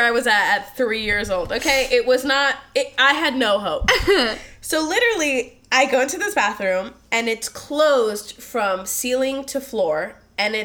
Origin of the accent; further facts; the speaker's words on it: East Coast, United States; moved away as an adult; I grew up on the East Coast for 19 years, moved out here